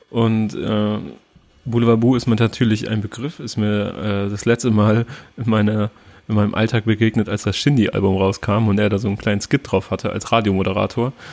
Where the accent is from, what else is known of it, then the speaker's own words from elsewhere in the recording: Turkey; ich als Türke zum Beispiel fühle mich da nicht repräsentiert